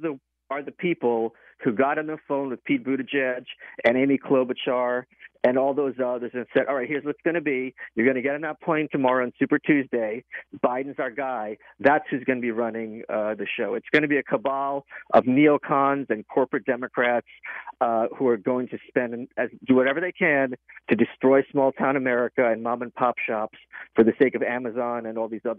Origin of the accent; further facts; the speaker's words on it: Russia; moved away; Where I'm from, at least, maybe it's because I'm an immigrant from Russia, there's this sense of honor and respect